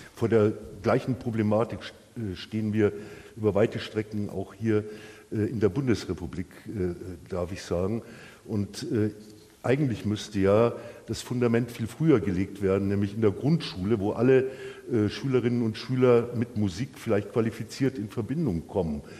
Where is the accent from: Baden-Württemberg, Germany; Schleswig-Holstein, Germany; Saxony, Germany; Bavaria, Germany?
Bavaria, Germany; als Bayer